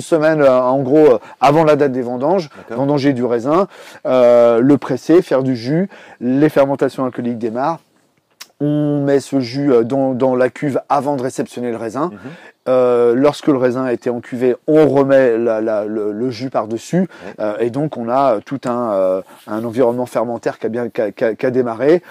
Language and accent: French; Brittany, France; moved away; also born or lived in Paris; je suis né en Bretagne